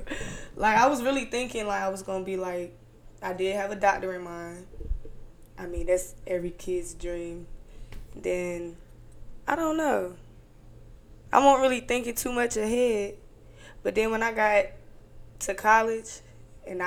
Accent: Greenville, North Carolina, United States; also born or lived in Raleigh, North Carolina; now in Charlotte, United States; I'm from Greenville, North Carolina, 252. Always repping. But I currently live in Charlotte now.

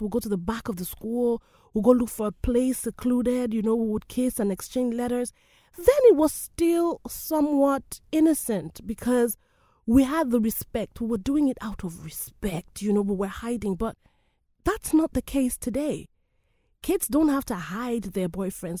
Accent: Nigeria; I love my country, Nigeria

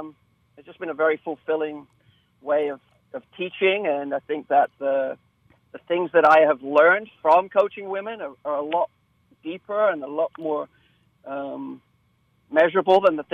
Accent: England, United Kingdom; I was. I grew up in a small town, and our team was in the, you know, the fourth division

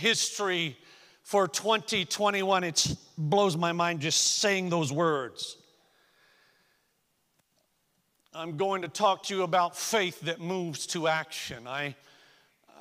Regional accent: the South, United States; moved away; I came from the South

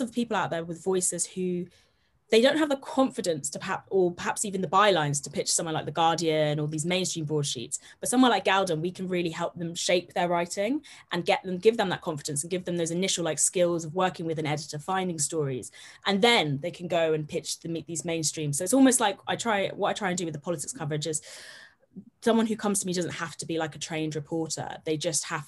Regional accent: Herefordshire, West Midlands, United Kingdom; I'm from the middle of the countryside. I'm from Herefordshire

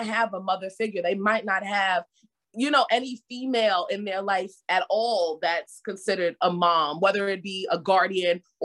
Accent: New York City, New York, United States; born and raised in the Bronx

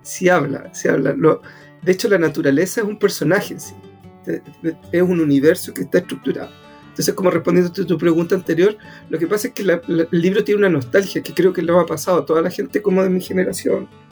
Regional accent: Antofagasta, Chile; also born or lived in Puerto Cisnes; yo soy del norte, yo soy de Antofagasta

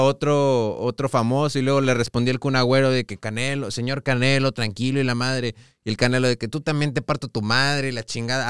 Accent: Mexico; nosotros como sociedad mexicana

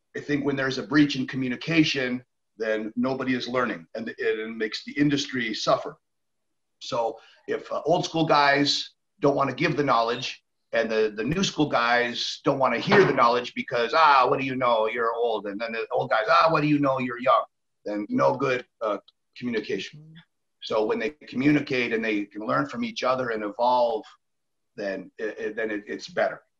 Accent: Canada; moved away; also born or lived in Mexico; I am Canadian

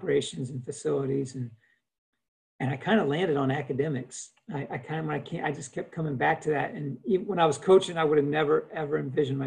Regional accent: Fort Walton Beach, Florida, United States; moved away as an adult; my hometown in Fort Walton Beach

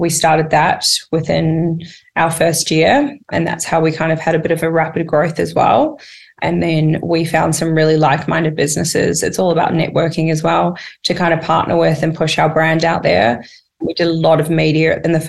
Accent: New Zealand; moved away as an adult; now in Australia; I come from New Zealand. I did not come from money

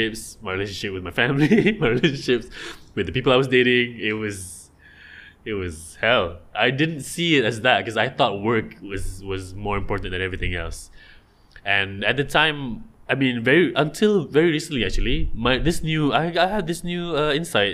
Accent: Johor, Malaysia; I'm from Johor

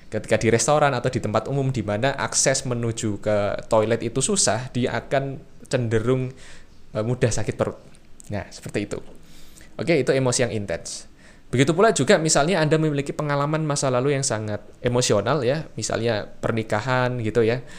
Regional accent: Semarang, Central Java, Indonesia; saya orang Semarang, tentu saja cara berperilaku saya, berpikir mungkin ya, berkebudayaan saya akan berbeda dengan orang Jakarta atau orang Surabaya.

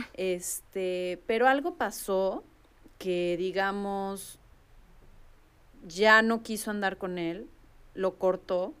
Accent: Mexico; hay varias cosas que podemos no llegar a entender, por lo menos como mexicanos

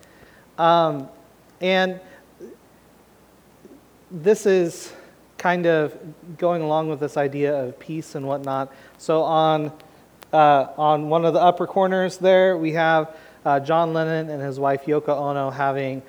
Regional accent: Portland, United States; moved away; I'm from Portland

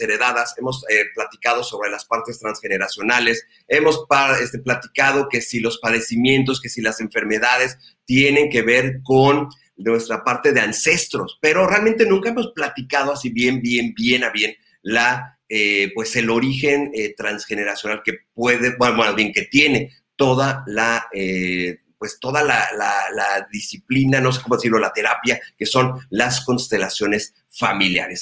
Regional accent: Ensenada, Baja California, Mexico; moved away; el haber regresado aquí a mi querida Ensenada, a mi, a mi ciudad natal.

